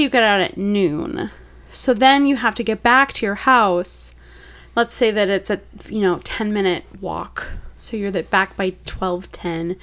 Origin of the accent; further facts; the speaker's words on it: Wisconsin, United States; moved away; I'm from Wisconsin